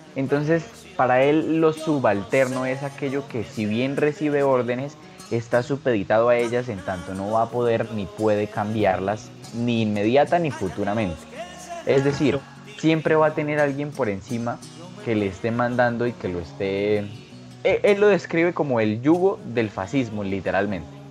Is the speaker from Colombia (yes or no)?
yes; Colombia